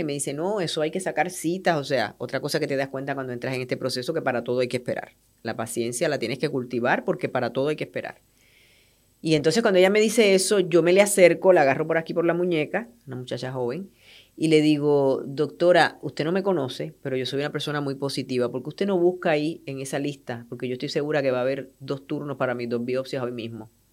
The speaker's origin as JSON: {"language": "Spanish", "country": "Puerto Rico", "moved": "yes", "said": "yo soy puertorriqueña"}